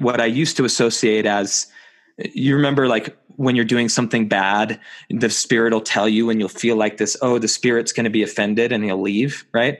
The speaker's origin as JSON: {"language": "English", "country": "United States", "said": "I'm an American"}